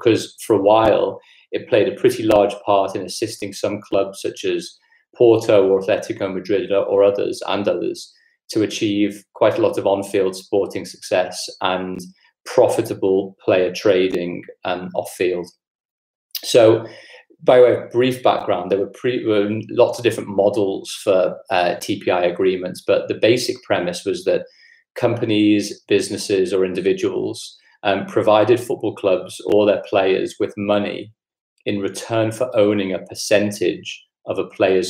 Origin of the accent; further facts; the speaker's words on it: Liverpool, North West England, United Kingdom; moved away; I'm from Liverpool originally, and grew up there